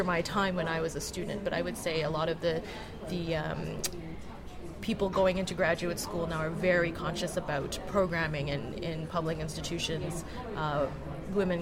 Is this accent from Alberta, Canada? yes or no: yes; Calgary, Alberta, Canada; moved away as an adult; also born or lived in Montreal, Canada / Oxford, United Kingdom; I grew up in Calgary, Alberta